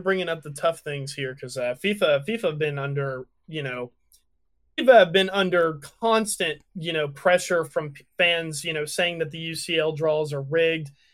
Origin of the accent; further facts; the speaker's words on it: United States; I'm American